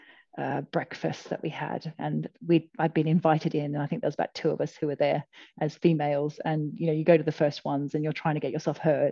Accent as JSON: {"language": "English", "country": "Australia", "moved": "yes", "lives_now": "United Kingdom", "said": "I'm Australian"}